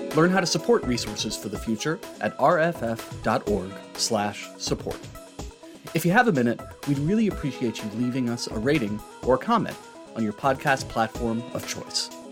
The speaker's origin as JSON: {"language": "English", "region": "North Carolina", "country": "United States", "said": "I'm from North Carolina"}